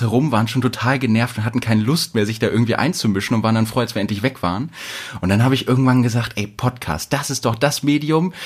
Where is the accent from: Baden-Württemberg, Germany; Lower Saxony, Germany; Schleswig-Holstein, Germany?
Lower Saxony, Germany; Wedemark; moved away as an adult; now in Hanover, Germany; Ich komme ursprünglich aus dem Speckgürtel von Hannover